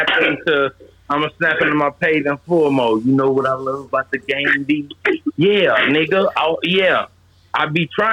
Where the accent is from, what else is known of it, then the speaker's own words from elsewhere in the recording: Chicago, Illinois, United States; I'm really from Chicago